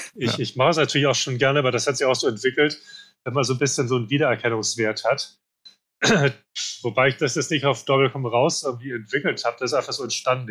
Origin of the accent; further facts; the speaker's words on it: Hamburg, Germany; moved away as an adult; now in Spain; Ich komme aus Hamburg daher auch das Logo mit Hamburg drauf, wobei ich seit, ja, seit 20 Jahren eigentlich nicht mehr in Hamburg lebe, sondern in Spanien. Aber ich fühle mich nach wie vor als Hamburger